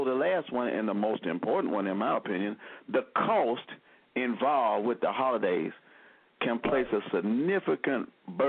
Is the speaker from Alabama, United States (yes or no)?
yes; Selma, Alabama, United States; now in Birmingham, United States; our fellow Selmian